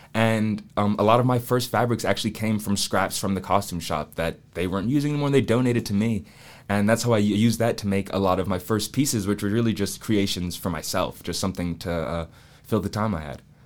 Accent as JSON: {"language": "English", "town": "Atlanta", "region": "Georgia", "country": "United States", "tie": "born or raised there", "moved": "yes", "lives_now": "Charleston, United States", "said": "I went to the Waldorf School of Atlanta, which is this small private school in Atlanta"}